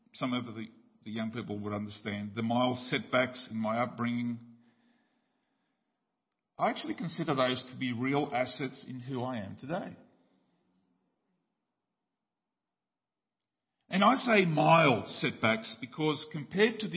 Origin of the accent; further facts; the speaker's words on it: Paraguay; moved away; when I grew up in Paraguay